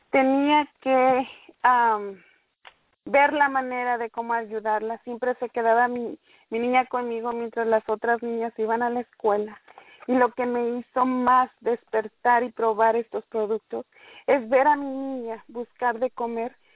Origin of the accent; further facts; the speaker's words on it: Merced, California, United States; me gusta que me llamen … por mi nombre corto. Soy de aquí de Merced, California